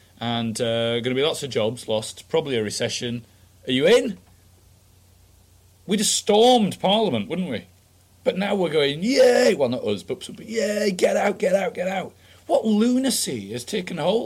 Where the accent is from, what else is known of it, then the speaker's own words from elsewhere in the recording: United Kingdom; I grew up outside London where people drive a bit quicker